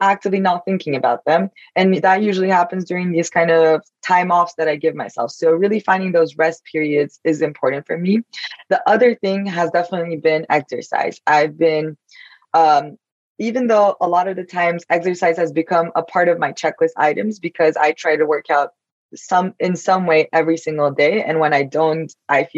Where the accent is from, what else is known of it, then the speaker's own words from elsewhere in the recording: Turkey; now in New York, United States; I'm Turkish, so I grew up in Turkey, but now I live in New York